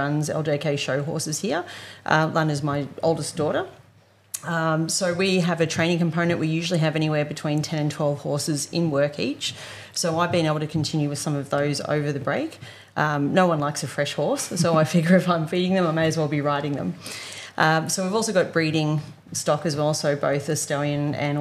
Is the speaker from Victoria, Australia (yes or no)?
yes; Wonga Park, Victoria, Australia; From Victoria. So we grew up in Wonga Park.